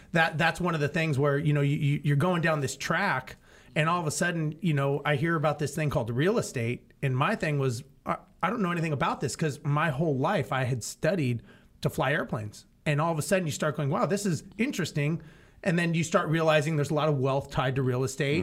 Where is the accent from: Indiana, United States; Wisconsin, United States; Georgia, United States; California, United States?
California, United States; Los Angeles; I grew up in Los Angeles